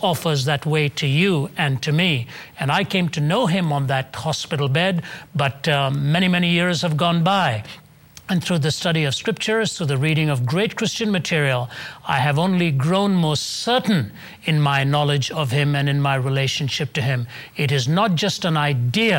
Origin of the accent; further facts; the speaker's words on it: India; moved away as an adult; also born or lived in Toronto, Canada; now in Atlanta, United States; I was born and raised in India till I was about 20 years old, and then my parents emigrated to Canada.